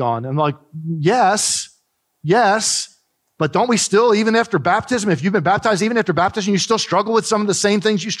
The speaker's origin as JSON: {"language": "English", "region": "New Jersey", "country": "United States", "tie": "born or raised there", "said": "Growing up in New Jersey, we had the beach real close to us"}